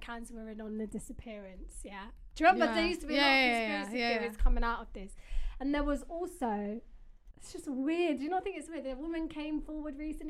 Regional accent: Wales, United Kingdom; I'm 23 from Wales.

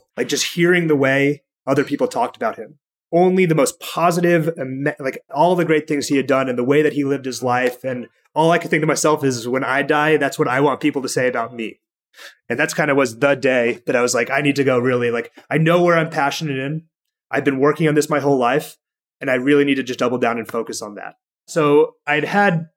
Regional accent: Bellevue, Washington, United States; I grew up in Washington State in a pretty large town called Bellevue

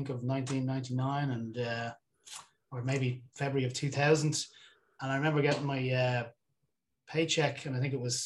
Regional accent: Dublin, Leinster, Ireland; I grew up in Dublin

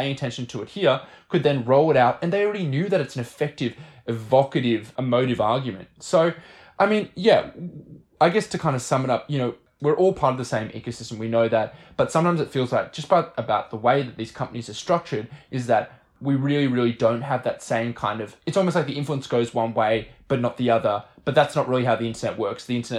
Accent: Australia; Sometimes I say that, you know, I'm an Australian internet reporter, but really that's a kind of stupid title because, like, there's no such thing as the Australian internet.

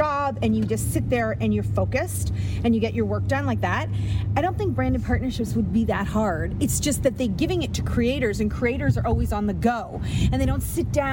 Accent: Canada; I'm from Canada

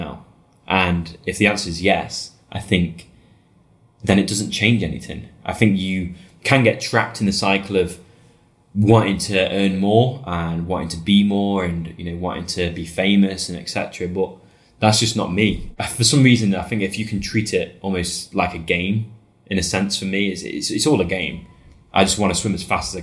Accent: United Kingdom; I'm British.

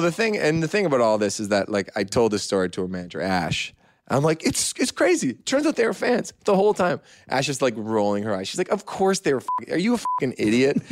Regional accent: Canada; I'm very proud Canadian.

